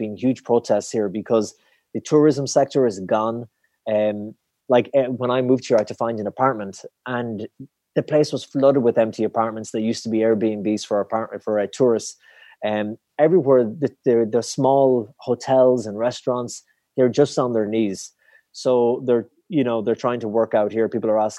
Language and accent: English; Ireland; it was so interesting as an Irish person